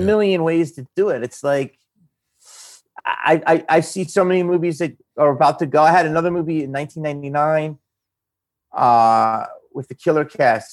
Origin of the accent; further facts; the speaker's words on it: Upper Darby, Pennsylvania, United States; where I grew up in Philly, a guy in my neighborhood